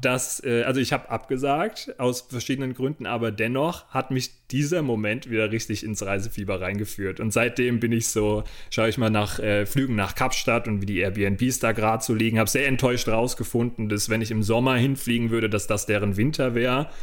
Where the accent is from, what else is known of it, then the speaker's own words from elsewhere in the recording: Rodenbach, Germany; wieder zu Hause in Rodenbach, in meinem Heimatdorf